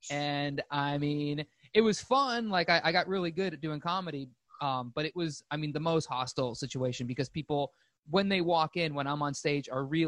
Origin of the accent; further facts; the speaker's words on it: Arizona, United States; moved away as an adult; also born or lived in Phoenix / Boston / New York City; I lived in Boston for a couple years. I grew up in Arizona and then moved to Boston. Lived there for a couple of years, and then I spent a good majority of the last decade in New York City.